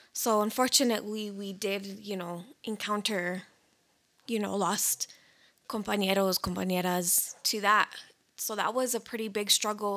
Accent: New Mexico, United States; We're all born and raised in New Mexico

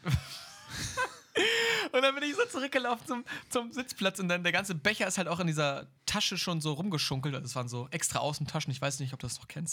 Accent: Germany; als Deutsche

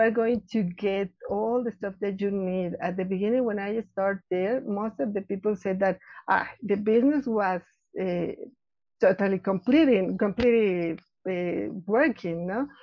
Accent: Mexico City, Mexico; I was born here in Mexico City. I, I live uh, actually here in Mexico City

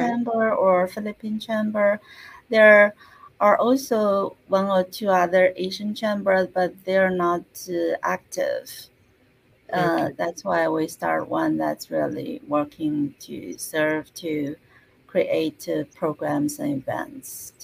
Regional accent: China; moved away as an adult; now in United States; originally, I was born in China. So mm-hmm. I spent almost half of my life in China and half of my life in US

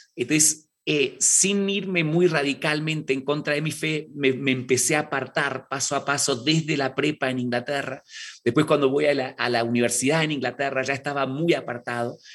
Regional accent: Argentina; now in Mexico City, Mexico; yo nací en Argentina, eh, nieto de misioneros ingleses y, e irlandeses

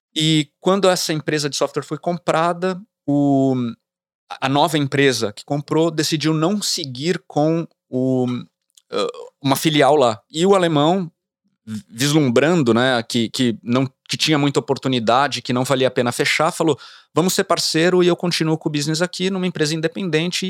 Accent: São Paulo, Brazil; moved away as an adult; now in United States; sair dessa realidade de uma cidade grande, né, eu sou de São Paulo, pra uma, uma fazenda

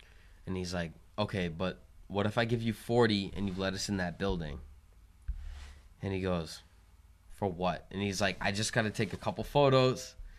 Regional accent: New Hampshire, United States; I don't know. I feel bad. I'm from New Hampshire. I don't know this shit.

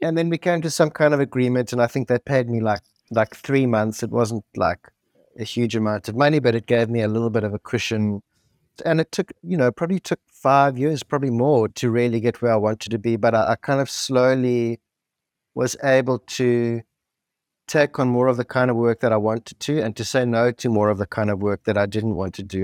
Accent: South Africa; grew up in apartheid South Africa in the seventies and eighties.

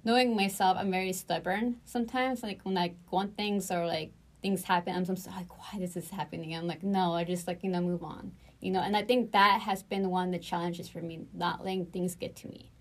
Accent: Houston, Texas, United States; also born or lived in Bakersfield, California / Brazil; I grew up um, in Houston most of my life

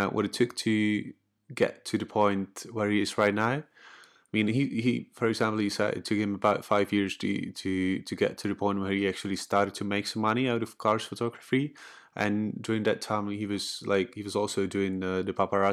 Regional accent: Czechia; I'm from the Czech Republic

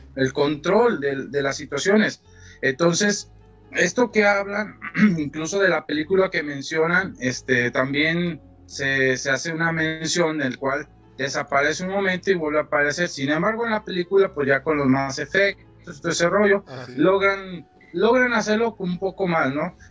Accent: Mexico; soy mexicano

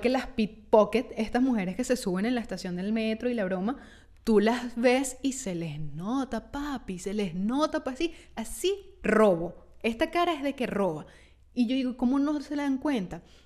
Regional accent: Petare, Miranda, Venezuela; now in Italy; soy de Petare

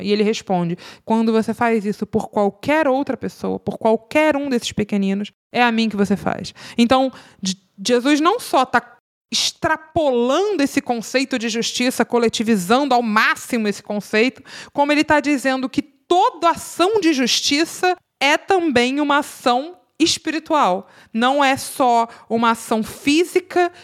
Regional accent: Rio de Janeiro, Brazil; eu sou do Rio de Janeiro

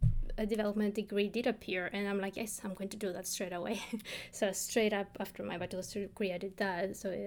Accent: Cyprus; I was born in Cyprus, obviously.

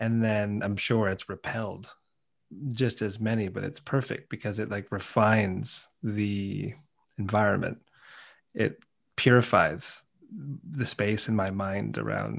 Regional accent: United States; moved away as an adult; now in United Kingdom; Being American

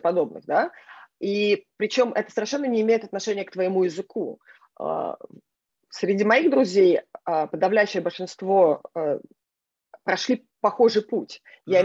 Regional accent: Israel; also born or lived in Norilsk, Russia / Dnipropetrovsk, Ukraine / Minneapolis, United States / Boston, United States; now in New York, United States; я родилась в России, я выросла в Израиле, а, но, но большую часть жизни на сегодняшний день я уже прожила как бы в Америке

